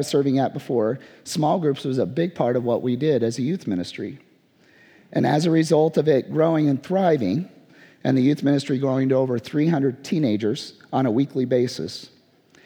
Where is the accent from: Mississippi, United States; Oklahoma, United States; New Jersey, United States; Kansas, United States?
Kansas, United States; moved away as an adult; now in Pennsylvania, United States; I'm from Kansas